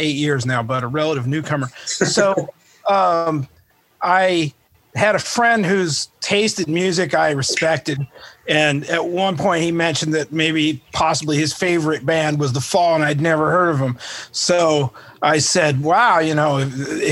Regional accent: United States; I'm American

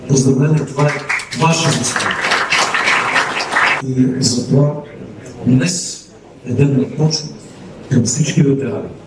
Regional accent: Bulgaria; ни карате горди, че сме българи

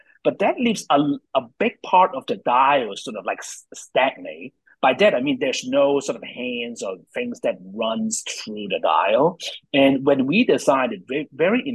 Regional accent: Hong Kong; moved away; also born or lived in New York; I'm from Hong Kong, moved to New York, trained in design

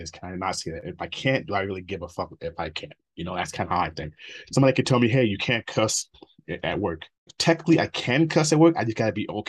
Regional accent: Minnesota, United States; also born or lived in Nigeria; I grew up in Minnesota

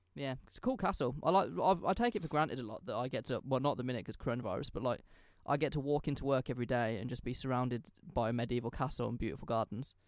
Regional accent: England, United Kingdom; I'm English

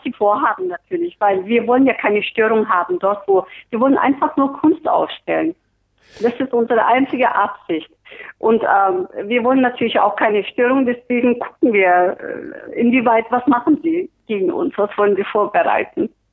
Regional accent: Turkey; now in Berlin, Germany; ich bin Türkin

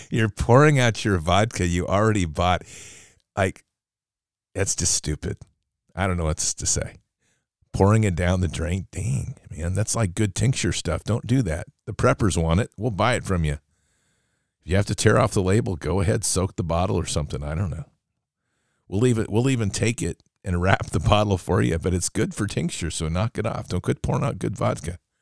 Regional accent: United States; as an American

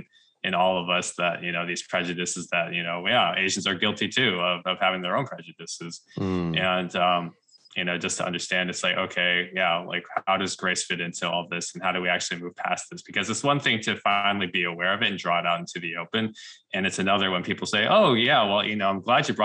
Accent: United States; first language English; also born or lived in Wisconsin / Tennessee / Houston; I'm an American citizen. Like, I was born here

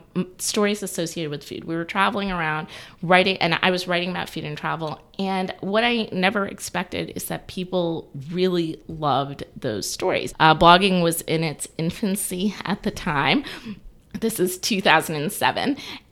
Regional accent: Auburn, Alabama, United States; moved away as an adult; now in Atlanta, United States; I'm actually from Auburn, Alabama, War Eagle, and I came to Atlanta about 20 some odd years ago, actually for college, and I fell in love with the city.

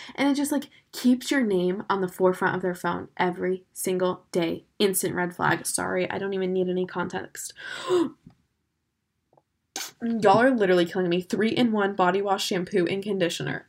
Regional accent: Florida, United States; I'm from Florida.

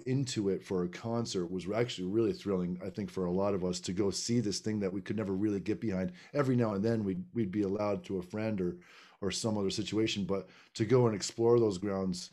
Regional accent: Plattsburgh, New York, United States; growing up in Plattsburgh

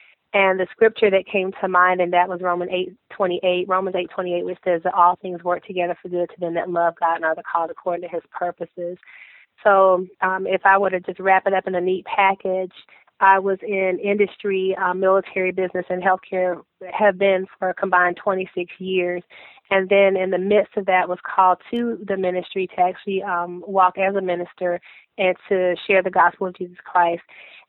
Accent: Fayetteville, North Carolina, United States; also born or lived in Fort Campbell, Kentucky; I'm from Fayetteville, North Carolina, by way of Fort Campbell, Kentucky, because my dad was is a retired Marine, and we were stationed there, and we ended up in Fayetteville because this was my mother's home

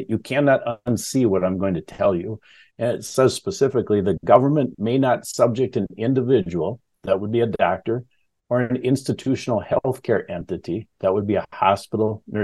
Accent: Wisconsin, United States; I'm from Wisconsin

